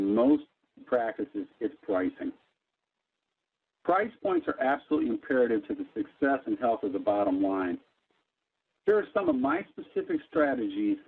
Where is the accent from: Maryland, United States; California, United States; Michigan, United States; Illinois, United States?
Illinois, United States; Chicago; as a young man growing up in Chicago